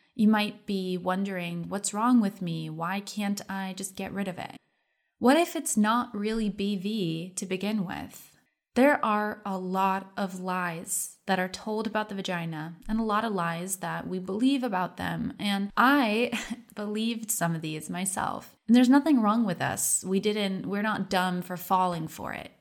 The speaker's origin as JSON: {"language": "English", "country": "United States", "tie": "born or raised there", "said": "I grew up in America"}